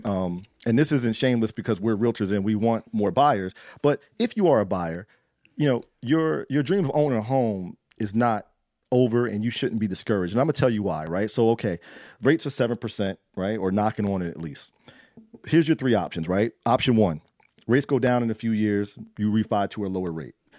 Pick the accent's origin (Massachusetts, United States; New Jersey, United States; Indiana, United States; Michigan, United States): New Jersey, United States; Trenton; I grew up in the eighties and nineties in Trenton